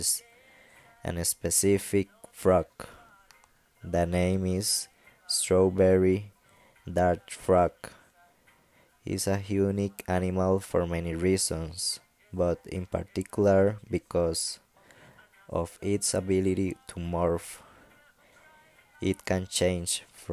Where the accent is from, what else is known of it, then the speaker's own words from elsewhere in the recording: Costa Rica; English is a second language; I'm from Costa Rica.